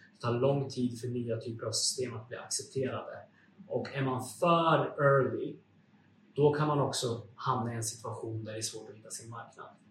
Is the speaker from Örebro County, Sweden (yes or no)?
no; Uppsala, Uppsala County, Sweden; Jag är ursprungligen från Uppsala